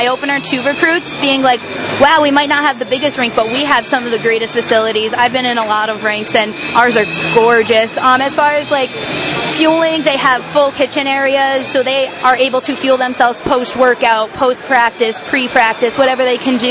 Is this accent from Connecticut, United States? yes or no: yes; Connecticut, United States; I'm from Connecticut myself